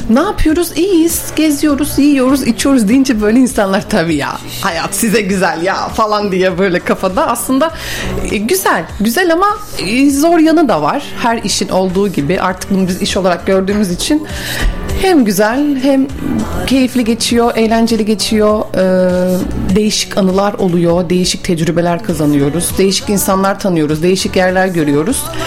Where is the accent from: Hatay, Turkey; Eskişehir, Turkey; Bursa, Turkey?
Bursa, Turkey; also born or lived in Mudanya; Bursa doğumluyum. Mudanya'da ikametgah ediyorum yapıyoruz.